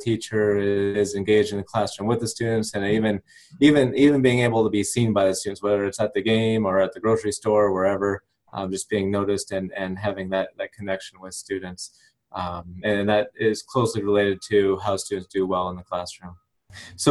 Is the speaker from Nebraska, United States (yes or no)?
yes; Nebraska, United States; moved away as an adult; also born or lived in Missouri / Florida / Louisiana; now in Virginia, United States; after growing up in Nebraska